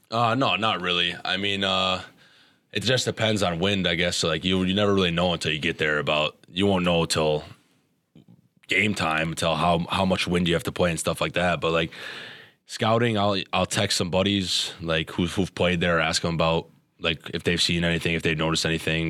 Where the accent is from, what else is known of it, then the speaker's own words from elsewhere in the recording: Wisconsin, United States; moved away as an adult; now in Minnesota, United States; Wisconsin was a dream school, you know, growing up in Wisconsin.